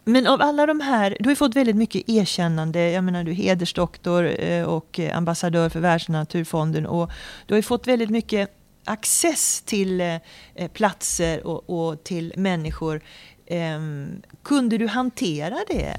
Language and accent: Swedish; Sweden; som vanlig svensk medborgare